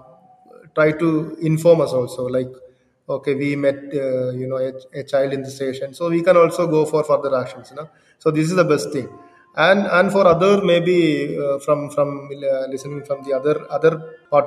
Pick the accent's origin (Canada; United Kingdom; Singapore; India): India; also born or lived in Kerala; I am from India only, and I am living in Kerala only.